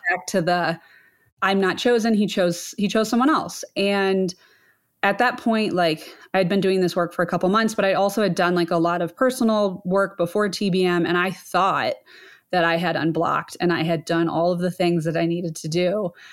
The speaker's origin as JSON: {"language": "English", "region": "Ohio", "country": "United States", "tie": "born or raised there", "said": "I grew up in Ohio, Midwest girl"}